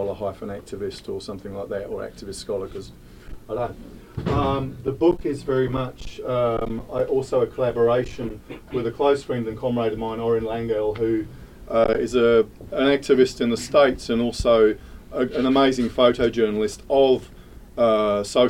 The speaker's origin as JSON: {"language": "English", "country": "United Kingdom", "tie": "born or raised there", "moved": "as an adult", "said": "from being a teenager growing up in Thatcher's Britain in the UK"}